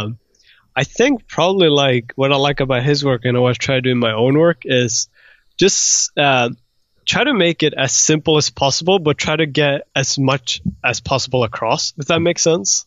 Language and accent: English; Sweden; moved away as an adult; also born or lived in Iran / United Kingdom / Croatia; now in Los Angeles, United States; so originally I was born in Iran, but we moved to Sweden when I was, uh, like, a year old.